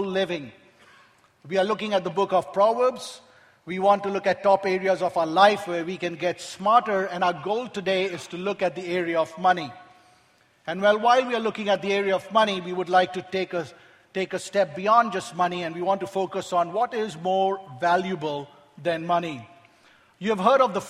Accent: Kolkata, West Bengal, India; I grew up in Calcutta, India

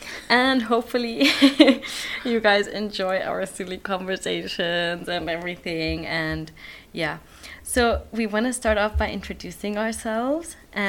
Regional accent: Switzerland; also born or lived in Kenya; now in Netherlands; I'm from Switzerland and Kenya, but I was born in Switzerland, but then I was also in Kenya for like 10, 11 years.

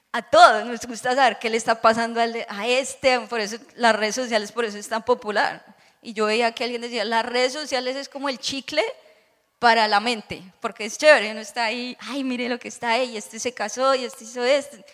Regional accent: Bogotá, Colombia; now in Orlando, United States; era hija de pastor, mi papá eh, tenía una iglesia muy grande, o tiene, en Bogotá

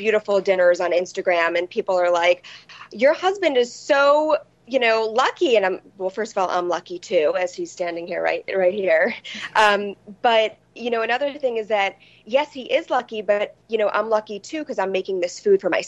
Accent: New York City, New York, United States; I grew up on the Upper East Side of Manhattan in a small apartment.

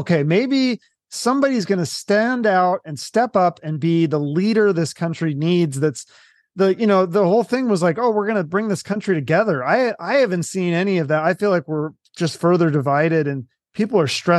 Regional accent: Washington, United States; I don't even think I knew the name of my governor growing up in Washington.

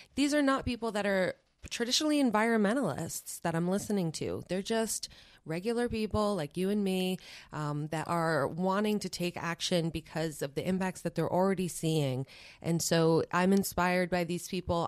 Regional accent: New York, United States; moved away; I am from New York originally

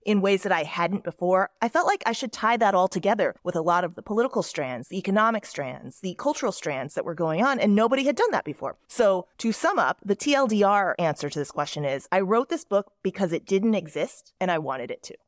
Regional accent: Dallas, Texas, United States; moved away as an adult; also born or lived in Seoul, South Korea; I grew up in Dallas, Texas

